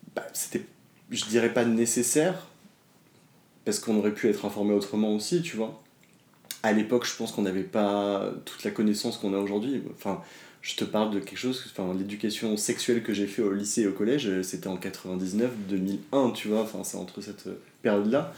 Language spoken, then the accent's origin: French; Dordogne, Nouvelle-Aquitaine, France; moved away as an adult; also born or lived in Paris; Je suis pas né à Paris, j'ai grandi en Dordogne, je suis arrivé à Paris à mes 18 ans.